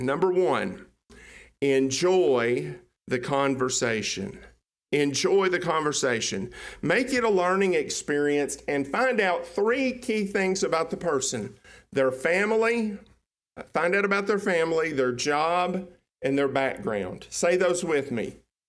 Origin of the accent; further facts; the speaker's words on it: Tennessee, United States; People now don't think I'm from Tennessee. They think I'm from East Texas.